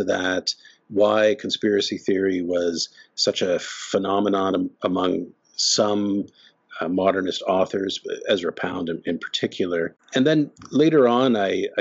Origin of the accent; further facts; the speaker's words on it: Canada; also born or lived in Ottawa; I'm Canadian. I'm speaking to you from Ottawa